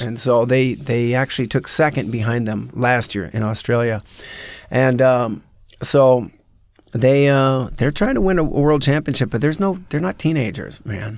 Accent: Phoenix, Arizona, United States; I grew up in Phoenix, Arizona

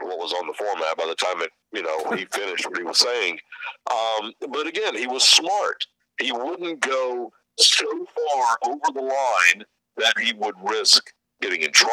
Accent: Georgia, United States; I grew up in Georgia

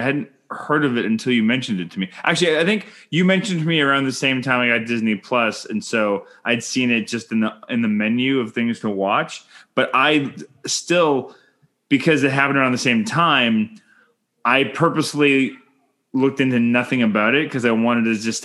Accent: Canada; I'm Canadian filmmaker

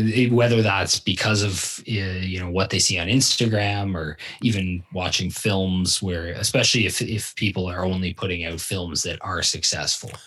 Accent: Ontario, Canada; moved away as an adult; also born or lived in Barrie / Owen Sound; now in British Columbia, Canada; where I grew up in Ontario

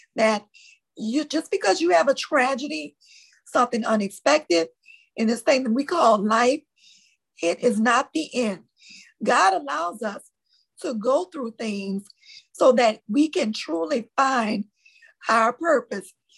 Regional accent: New Orleans, Louisiana, United States; accent: Louisiana; I'm born and raised in New Orleans, Louisiana

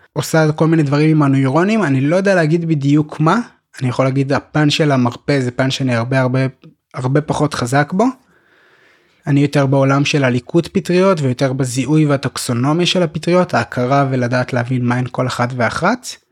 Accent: Petah Tikva, Central District, Israel; moved away as an adult; also born or lived in Golan Heights; אני גדלתי בפתח תקווה

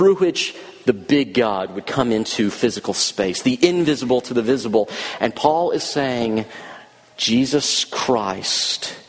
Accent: the South, United States; since I'm from the South, I'm just a Southern boy

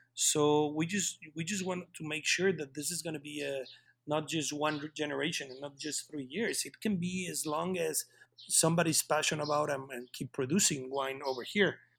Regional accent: Querétaro, Mexico; I am from Querétaro. I was born and raised here in Querétaro, in Mexico

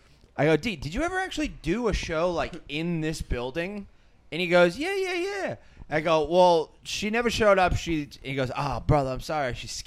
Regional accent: Quincy, Massachusetts, United States; I'm from Quincy. They're like, "I live in Quincy," and I'm like, "You're the reason I can't live in my own town."

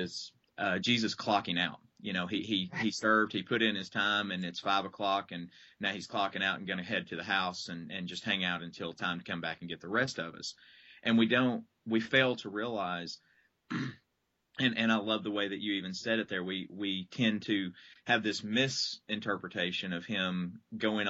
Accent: Southeast, United States; now in Lexington, United States; I grew up in the Southeast and continue to minister

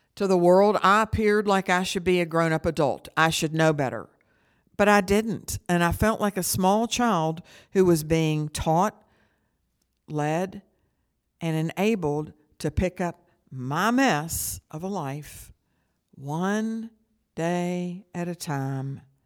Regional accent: St. Albans, West Virginia, United States; I grew up in Saint Albans, West Virginia

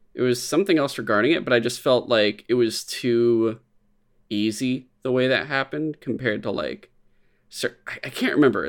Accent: San Francisco, California, United States; growing up in San Francisco, growing up, like, in the Bay Area

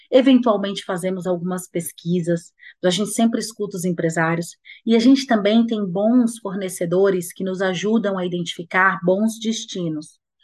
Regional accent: Bahia, Brazil; Bahia, porque é minha terra

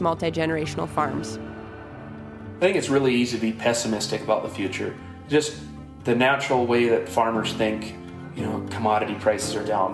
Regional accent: Dagmar, Montana, United States; now in Seattle, United States; my hometown, Dagmar, Montana

